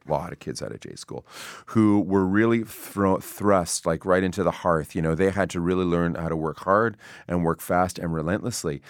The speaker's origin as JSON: {"language": "English", "town": "Toronto", "region": "Ontario", "country": "Canada", "also_born_or_lived": "Yellowknife", "said": "I was from Toronto"}